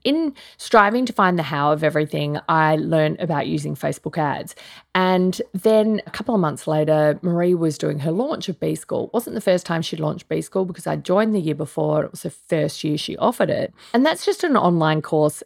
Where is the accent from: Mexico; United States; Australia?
Australia; I'm Australian